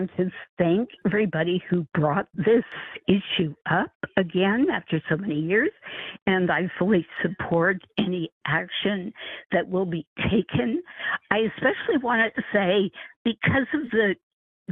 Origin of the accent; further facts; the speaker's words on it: San Francisco, California, United States; I was born and raised in San Francisco